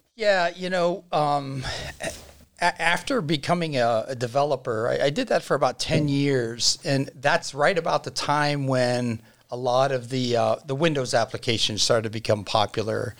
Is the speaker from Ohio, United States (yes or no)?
yes; Dennison and Uhrichsville area, Ohio, United States; growing up in the Dennis and Yuriksville area